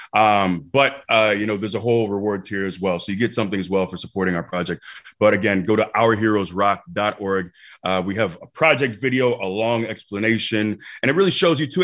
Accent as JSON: {"language": "English", "town": "Tampa", "region": "Florida", "country": "United States", "tie": "born or raised there", "also_born_or_lived": "Iowa", "moved": "as an adult", "said": "Tampa's my hometown"}